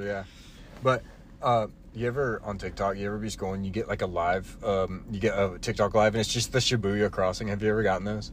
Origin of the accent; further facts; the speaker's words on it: North Carolina, United States; We we were all born and raised in North Carolina.